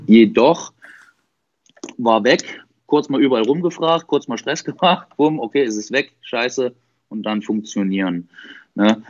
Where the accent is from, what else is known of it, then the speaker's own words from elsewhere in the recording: Dresden, Saxony, Germany; ich bin 30, bin aus Dresden